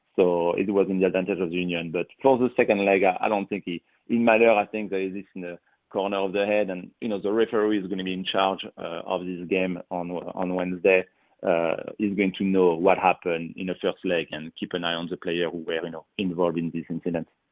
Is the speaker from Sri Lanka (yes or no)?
no; France; English is a second language; moved away as an adult; originally, you know, I am from France, so soccer is kind of number one. You know, you uh, you play soccer every day at school